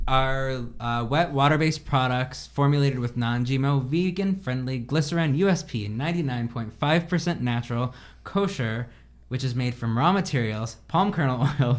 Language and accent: English; Midwest, United States; growing up in the Midwest and being a young gay man